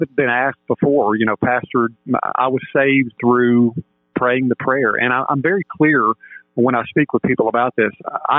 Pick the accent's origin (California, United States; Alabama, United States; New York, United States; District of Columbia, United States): Alabama, United States; Mobile; born there; I was born in Mobile, Alabama, Roll Tide.